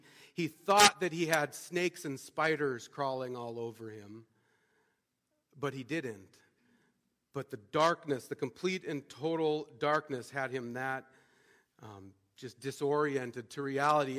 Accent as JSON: {"language": "English", "region": "Montana", "country": "United States", "tie": "born or raised there", "said": "I grew up in Montana, and growing up in Montana, you get the chance to see a lot of beautiful stuff"}